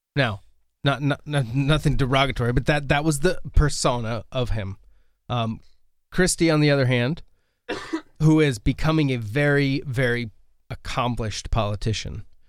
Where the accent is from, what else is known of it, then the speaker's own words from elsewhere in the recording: United States; as an American, I was born here, so I have no immigration experience